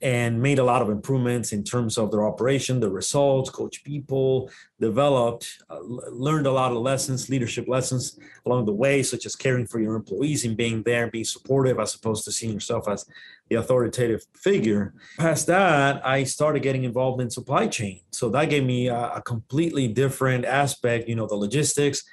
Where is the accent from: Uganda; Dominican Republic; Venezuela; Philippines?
Dominican Republic; first language Spanish; English is a second language; moved away; I'm originally from the Dominican Republic. That's where the accent comes. Native language is Spanish.